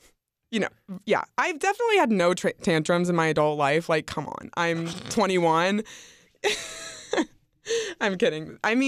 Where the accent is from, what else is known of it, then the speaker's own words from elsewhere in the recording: the South, United States; No, I'm from the South.